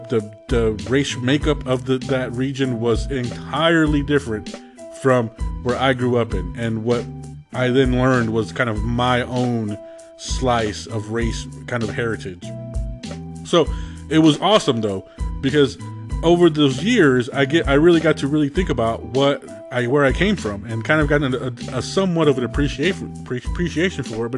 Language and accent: English; Arizona, United States; born or raised there; also born or lived in Georgia